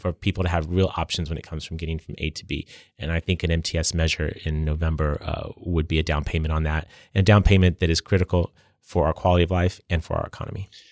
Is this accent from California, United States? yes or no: yes; San Diego, California, United States; I've spent my career serving my hometown